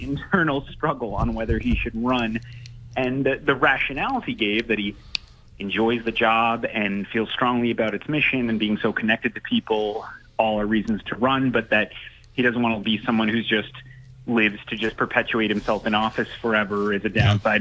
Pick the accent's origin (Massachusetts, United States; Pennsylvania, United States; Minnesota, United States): Massachusetts, United States; Attleboro; I grew up in Attleboro